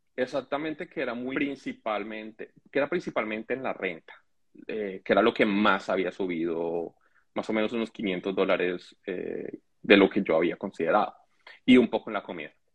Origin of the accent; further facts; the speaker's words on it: Colombia; moved away as an adult; now in Canada; yo soy colombiano, mis eh, mi y yo somos colombianos